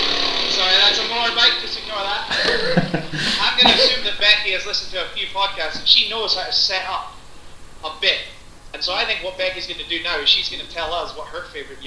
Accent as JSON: {"language": "English", "region": "Budapest", "country": "Hungary", "said": "Yes, from Budapest. I know I don't have an accent, but I assure you, I am from Budapest."}